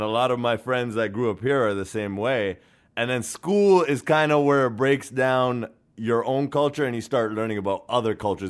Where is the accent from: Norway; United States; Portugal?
Norway; now in Canada; I was born and raised in Norway